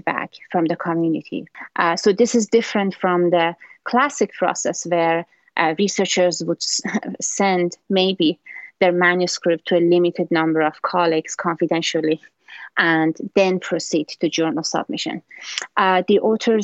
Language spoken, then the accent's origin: English; Iran; now in Maryland, United States; I'm originally from Iran